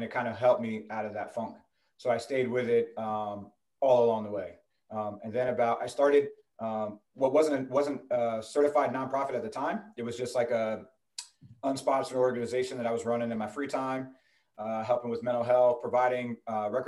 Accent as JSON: {"language": "English", "region": "New Jersey", "country": "United States", "tie": "born or raised there", "said": "So I'm from New Jersey originally. Grew up in New Jersey."}